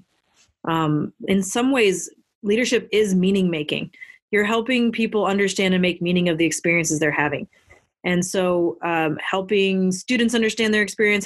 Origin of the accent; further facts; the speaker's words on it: Minneapolis, Minnesota, United States; I grew up in the Twin Cities area in Minneapolis and St. Paul up in Minnesota